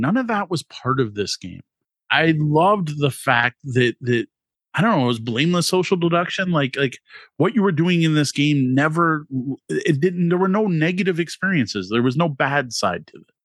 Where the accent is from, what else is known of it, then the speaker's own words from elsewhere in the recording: Canada; as a Canadian